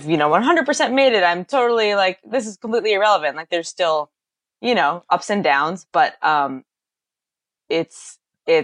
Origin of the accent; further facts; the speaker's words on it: Boston, Massachusetts, United States; now in Los Angeles, United States; I'm from Boston